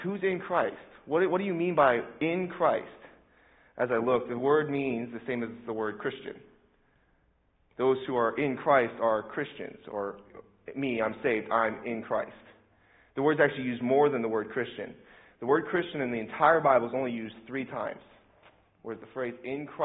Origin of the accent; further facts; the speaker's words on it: Indianapolis, Indiana, United States; I'm from Indianapolis, this is my home